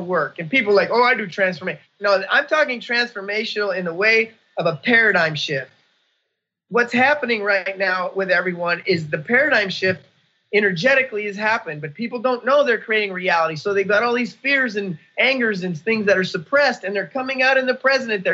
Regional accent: United States; I'm an American. I came to America born here

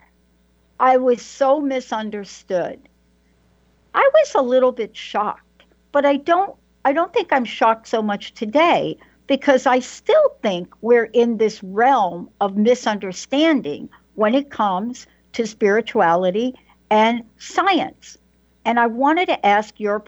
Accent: New York City, New York, United States; I'm a girl from the Bronx that could hardly read and write

